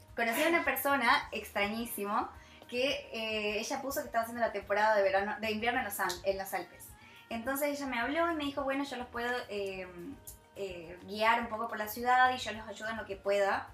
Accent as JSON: {"language": "Spanish", "region": "Tucumán", "country": "Argentina", "also_born_or_lived": "France", "moved": "as an adult", "said": "para nosotros como argentinos"}